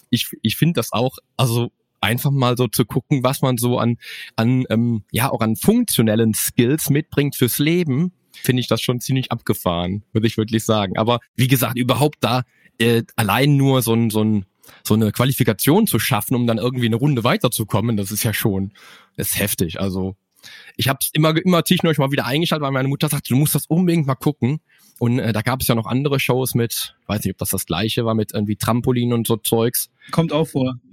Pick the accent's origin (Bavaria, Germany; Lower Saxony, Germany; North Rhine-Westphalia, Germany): North Rhine-Westphalia, Germany; Cologne; Ist ja auch meine Heimatstadt, ne? Kölle ist ja sowieso meine